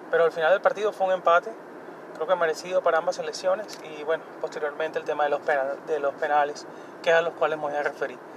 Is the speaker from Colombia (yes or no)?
yes; Colombia; Yo soy colombiano, pero yo no estoy indignado por eso, porque cuando nosotros ganamos también celebramos y eso es normal.